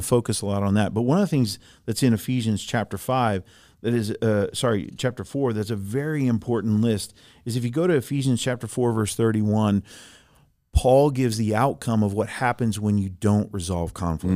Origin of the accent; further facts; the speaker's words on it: Germany; moved away; I grew up in Germany, I was born in Germany